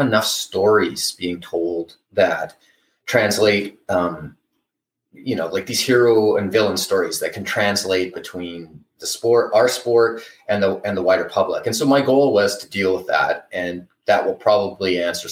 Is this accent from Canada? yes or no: yes; Canada; I'm Canadian